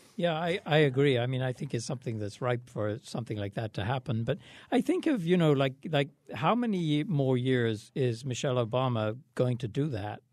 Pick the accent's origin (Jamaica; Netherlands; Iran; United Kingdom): United Kingdom; England; moved away; I grew up in England at the time